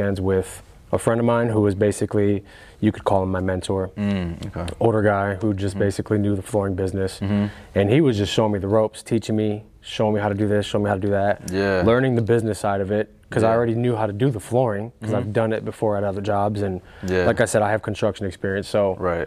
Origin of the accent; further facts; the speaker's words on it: Cleveland, Ohio, United States; moved away as an adult; now in Columbus, United States; I grew up in Cleveland